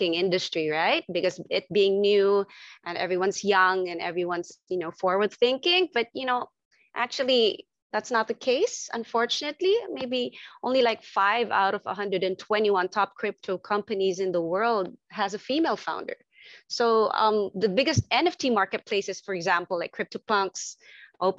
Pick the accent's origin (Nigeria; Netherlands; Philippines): Philippines; Manila, Metro Manila; I'm from Southeast Asia. I'm from Manila, actually, Philippines